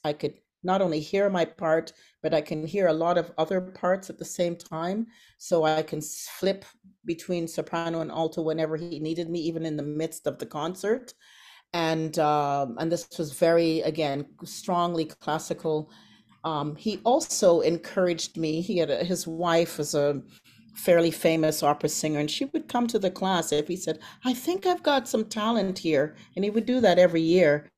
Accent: Toronto, Ontario, Canada; also born or lived in Antigua; I was flying from Antigua to Canada at the age of three.

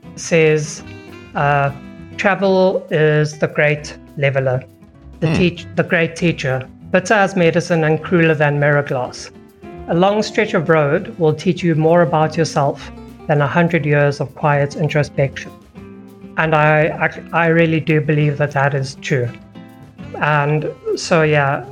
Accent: South Africa; As a South African

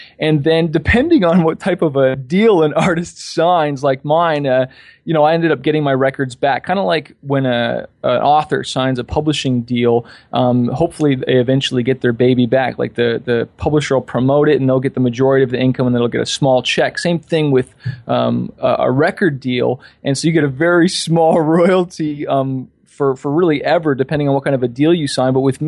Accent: Toronto, Ontario, Canada; also born or lived in California; now in Toronto, Canada; I'm from Toronto, Canada. I've been in Cali for 3 years. My daughter was born there. And I'm back in Toronto because we had our daughter, so I wanted to be closer with family.

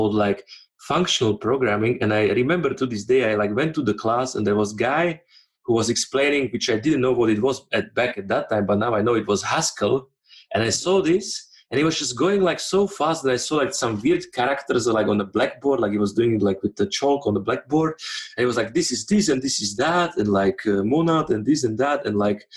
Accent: Slovakia; moved away as an adult; also born or lived in Switzerland; I'm originally from Slovakia

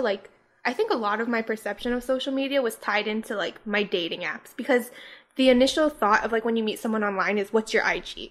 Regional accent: Hawaii, United States; now in Los Angeles, United States; we're from Hawaii

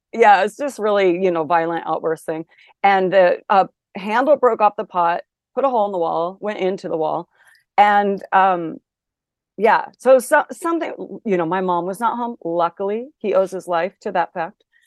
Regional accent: Olympia, Washington, United States; I did grow up in Olympia, Washington

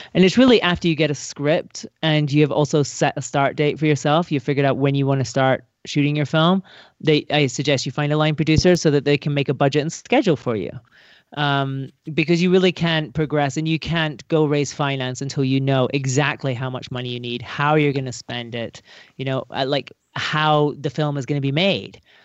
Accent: Scotland, United Kingdom; moved away; I'm from Scotland

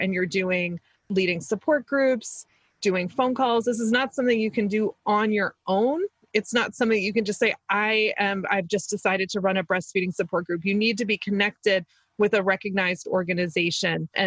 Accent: Maryland, United States; accent: Maryland; my weird Maryland accent.

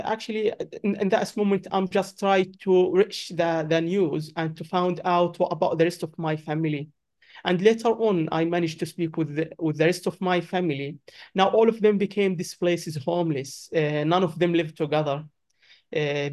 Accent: Gaza, Gaza Strip, Palestine; English is a second language; moved away as an adult; now in United Kingdom; I'm from Gaza, obviously. I moved to UK in 2017

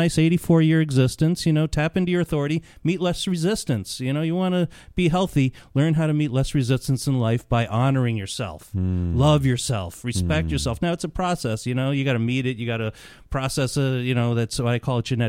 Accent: New York, United States; I grew up in New York

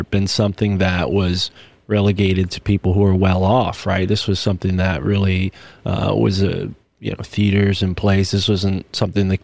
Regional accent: New England, United States; growing up in New England

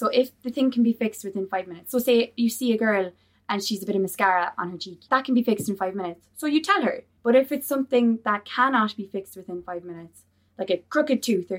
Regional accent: Gaeltacht, Ireland; I'm from the Gaeltacht

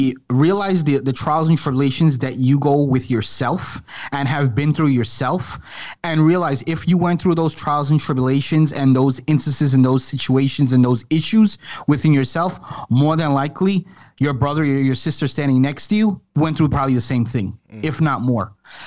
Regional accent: Florida, United States; I'm vacationing from Florida.

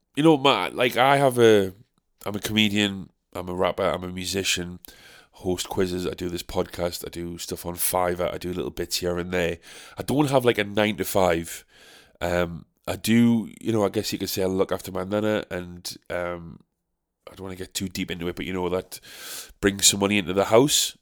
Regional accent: United Kingdom; as British people

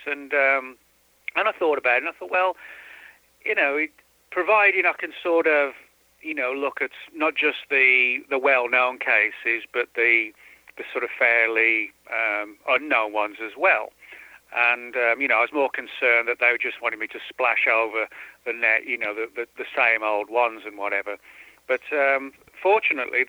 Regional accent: about 10 miles from Birmingham, West Midlands, United Kingdom; moved away as an adult; I was born and bred in the Midlands

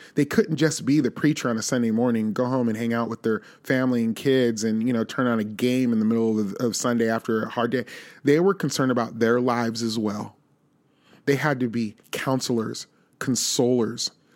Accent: Las Vegas, Nevada, United States; now in Nashville, United States; I grew up in Las Vegas, Nevada

